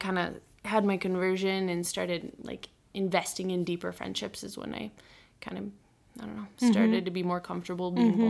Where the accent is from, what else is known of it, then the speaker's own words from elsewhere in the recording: Yankton, South Dakota, United States; moved away as an adult; now in Sioux Falls, United States; So I grew up in Yankton, South Dakota. I'm 26 years old.